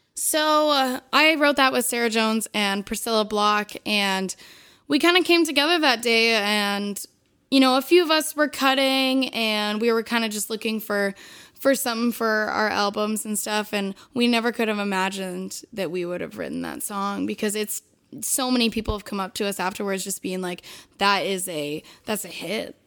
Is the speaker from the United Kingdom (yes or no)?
no; Southern Ontario, Canada; I'm from Southern Ontario, so we don't have a lot of French Canadians